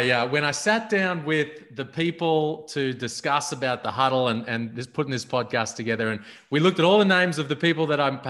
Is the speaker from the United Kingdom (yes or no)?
no; Melbourne, Victoria, Australia; as a youngster growing up in Melbourne